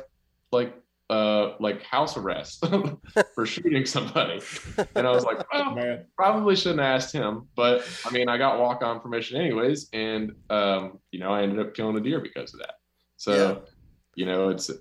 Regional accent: North Carolina, United States; I'm from North Carolina

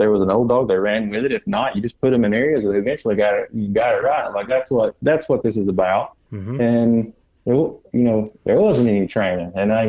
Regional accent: Alabama, United States; I thank God I had that background growing up in Northeast Alabama

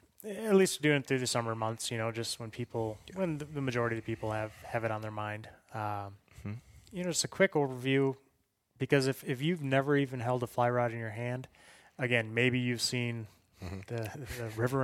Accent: Mississippi, United States; Like I said, I grew up in Mississippi.

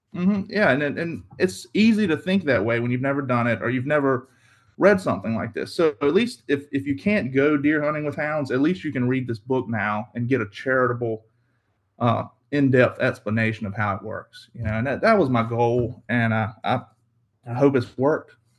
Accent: Carrsville, Virginia, United States; I'm from Southeast Virginia. I grew up in a small town called Carsville, uh, Virginia

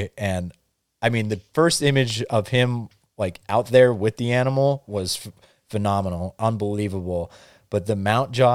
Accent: Northeast Pennsylvania, United States; moved away; where I grew up in Northeast PA

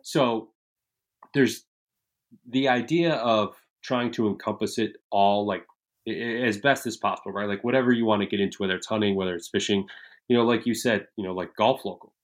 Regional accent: Michigan, United States; moved away as an adult; I grew up in Michigan, very similar upbringing to you guys

